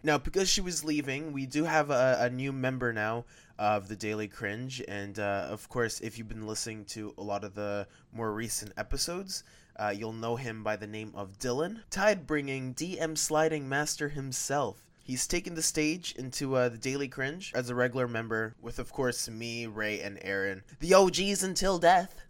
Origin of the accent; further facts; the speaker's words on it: Canada; I am Canadian